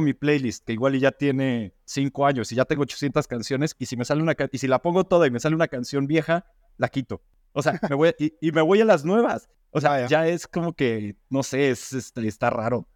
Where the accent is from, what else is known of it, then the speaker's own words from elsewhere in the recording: Mexico; now in Spain; soy de México